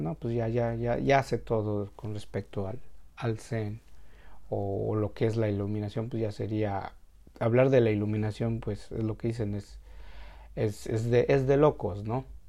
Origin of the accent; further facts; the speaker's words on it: Mexico; para nosotros como mexicanos